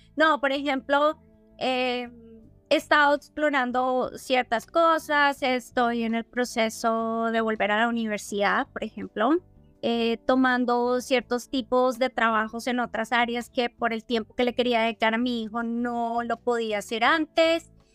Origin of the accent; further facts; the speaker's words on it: Colombia; si tú y yo como colombianas criamos niñas hoy en día en Colombia